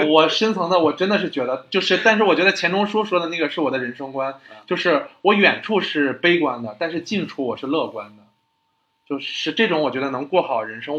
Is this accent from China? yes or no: yes; China; 就是我觉得我们中国人，或者是我们老一辈人